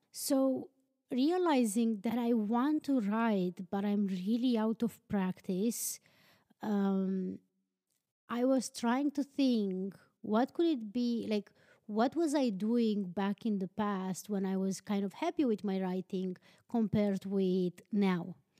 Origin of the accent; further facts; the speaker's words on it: Transylvania, Romania; English is a second language; moved away as an adult; now in Iceland; born and raised in Transylvania, but I live in Iceland